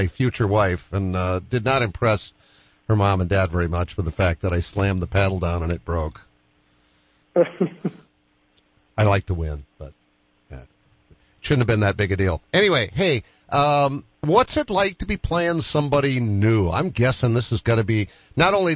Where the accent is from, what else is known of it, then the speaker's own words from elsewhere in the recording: Boston, Massachusetts, United States; moved away; also born or lived in Richmond, Virginia; I remember being a Bostonian. I went to school in Richmond, Virginia.